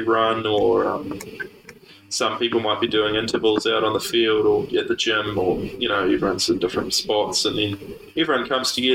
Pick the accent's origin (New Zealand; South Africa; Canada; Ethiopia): New Zealand; Pahiatua, Manawatū-Whanganui; grew up, born and raised in Paiatua, 40 minutes out of Palmy